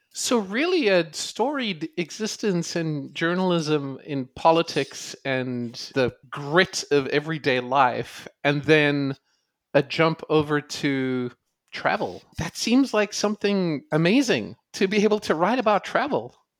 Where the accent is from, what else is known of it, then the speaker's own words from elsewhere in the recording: South Africa; moved away as an adult; now in United States; I grew up in South Africa watching and playing cricket